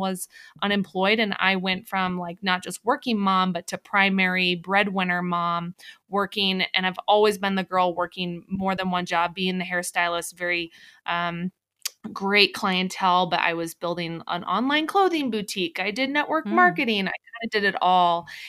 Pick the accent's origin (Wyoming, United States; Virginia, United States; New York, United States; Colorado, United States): Colorado, United States; I'm from Colorado.